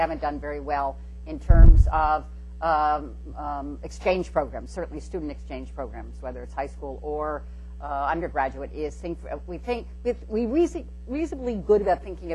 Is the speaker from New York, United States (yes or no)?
yes; New York City, New York, United States; I come from Brooklyn